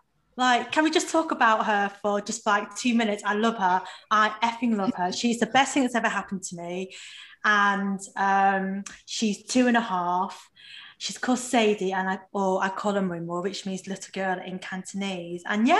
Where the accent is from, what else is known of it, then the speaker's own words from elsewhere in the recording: Macclesfield, North West England, United Kingdom; I am a British born Chinese. And where am I really from? So, oh, it's such a big question. I never know how to answer it, but I'm just from Macclesfield in the south of Manchester.